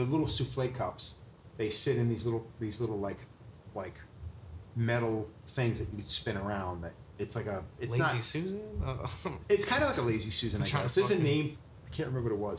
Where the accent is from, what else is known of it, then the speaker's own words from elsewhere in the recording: Long Island, New York, United States; I grew up on the East End